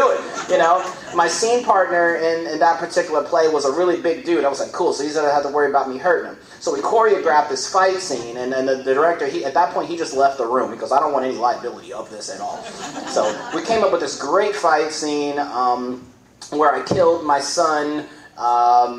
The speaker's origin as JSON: {"language": "English", "town": "Gary", "region": "Indiana", "country": "United States", "also_born_or_lived": "Louisville, Kentucky", "moved": "yes", "said": "I am from Gary, Indiana"}